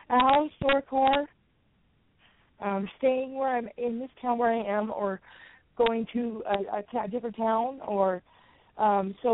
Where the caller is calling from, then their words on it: Westwood, California, United States; I'm calling from uh, Westwood, California.